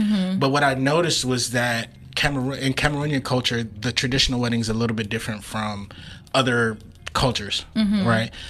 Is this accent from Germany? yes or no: no; Sierra Leone; I'm from Sierra Leone.